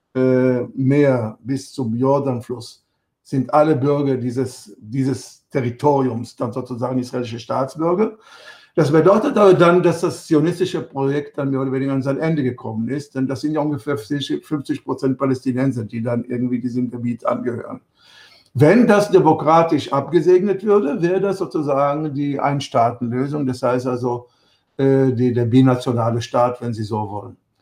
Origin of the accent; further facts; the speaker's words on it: Germany; Ich war in den 60er Jahren, bin ich in Deutschland aufgewachsen